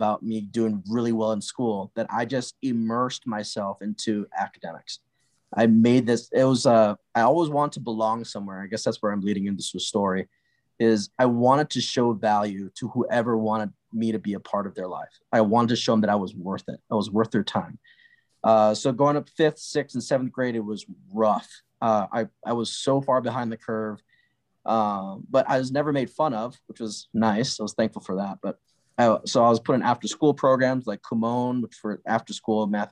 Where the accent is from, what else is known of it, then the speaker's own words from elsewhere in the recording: Honolulu, Hawaii, United States; moved away; also born or lived in Colorado; I was born in Honolulu, Hawaii